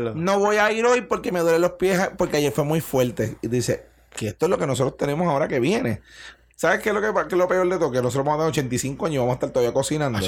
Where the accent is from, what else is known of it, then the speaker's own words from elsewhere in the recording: Bayamón, Puerto Rico; also born or lived in Alicante; soy un retardado de Bayamón